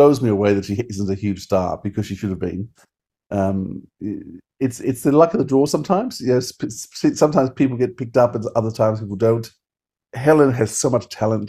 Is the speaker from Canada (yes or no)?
no; Australia; as an Aussie